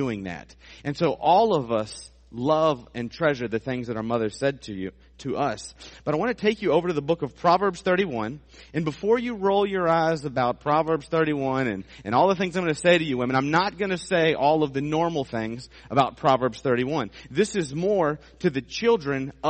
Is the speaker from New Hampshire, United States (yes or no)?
no; Suffolk, Virginia, United States; the area that I grew up in Suffolk